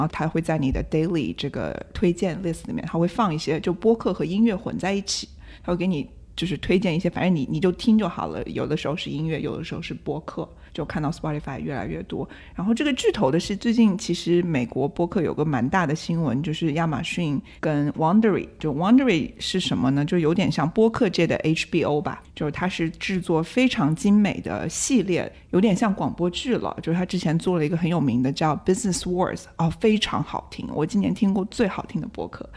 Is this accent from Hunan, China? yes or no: yes; Hunan, China; 我老家，就是湖南的某一个小镇上